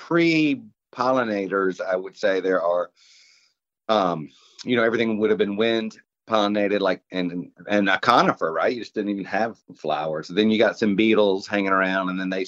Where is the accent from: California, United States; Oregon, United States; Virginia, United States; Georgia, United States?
Georgia, United States; Savannah; I'm from Savannah.